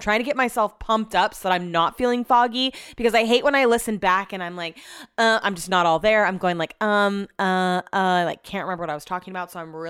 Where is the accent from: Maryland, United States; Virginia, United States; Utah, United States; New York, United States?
Utah, United States; I'm from Utah.